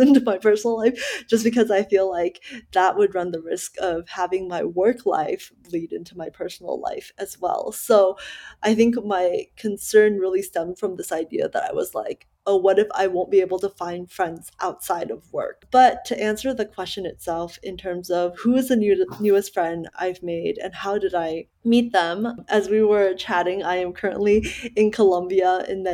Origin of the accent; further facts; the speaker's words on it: Dallas, Texas, United States; also born or lived in Malaysia; growing up in Dallas and then moving out of Dallas for work